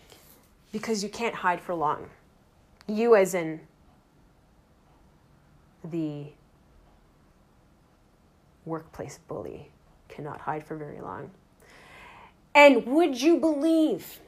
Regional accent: Toronto, Ontario, Canada; I am from Toronto, Canada

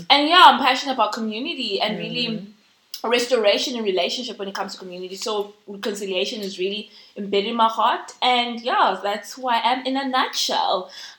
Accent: South Africa; I live in South Africa. I'm a South African

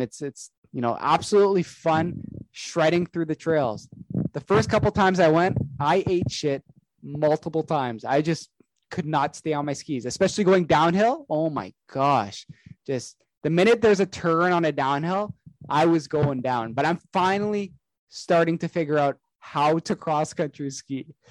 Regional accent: Canada; I'm Canadian. I've been here my entire life.

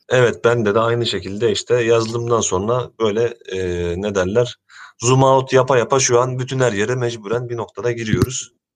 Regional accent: Ankara, Turkey; moved away as an adult; now in Istanbul, Turkey; Ben Ankara doğumluyum. Ee, İstanbul'a Boğaziçi Üniversitesi'ni kazanarak geldim.

